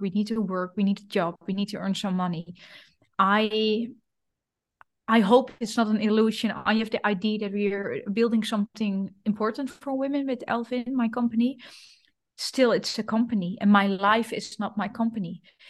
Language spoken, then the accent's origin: English; Netherlands; moved away as an adult; also born or lived in Rome, Italy; now in Bern, Switzerland; I don't know if it's a Dutch thingy or just me in particular